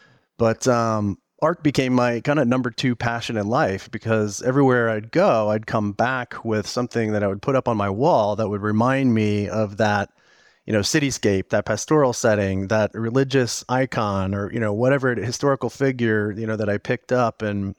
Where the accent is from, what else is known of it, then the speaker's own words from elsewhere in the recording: Jacksonville, Florida, United States; moved away as an adult; also born or lived in Minneapolis, United States / Dallas, United States; I'm originally from the Minneapolis area, and my family moved to Jacksonville, Florida when I was about 7, where I lived there till I was about 18.